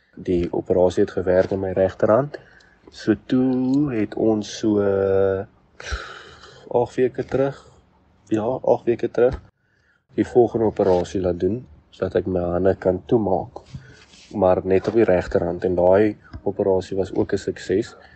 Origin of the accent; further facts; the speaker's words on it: Uitenhage, Eastern Cape, South Africa; ek is van die Ooskaap, van uit te laag